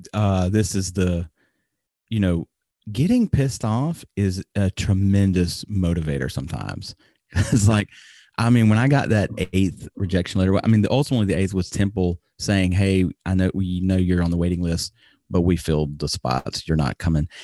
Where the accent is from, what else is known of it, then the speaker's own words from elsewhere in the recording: Alabama, United States; moved away as an adult; now in Japan; I moved back to my home, or my home state of Alabama